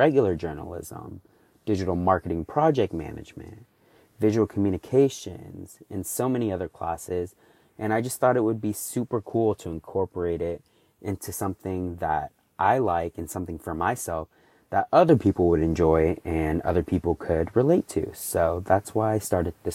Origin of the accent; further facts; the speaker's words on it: Houston, Texas, United States; I'm 24 years old and I'm from Houston, Texas